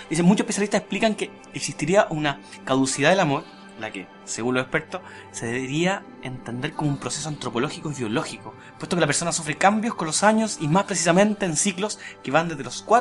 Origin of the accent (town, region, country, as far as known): Chile